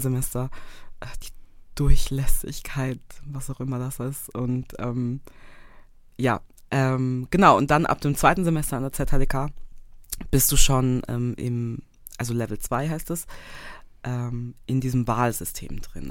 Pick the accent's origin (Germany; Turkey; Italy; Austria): Austria; Graz, Styria; moved away as an adult; also born or lived in Vienna, Austria; now in Zurich, Switzerland; Ich komme gebürtig aus Österreich, also aus Graz, ähm, my hometown.